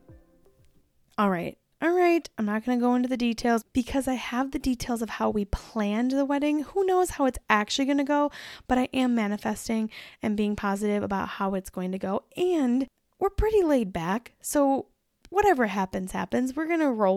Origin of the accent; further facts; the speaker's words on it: Driftless region, Wisconsin, United States; we are originally from Wisconsin in the middle of nowhere in the Driftless region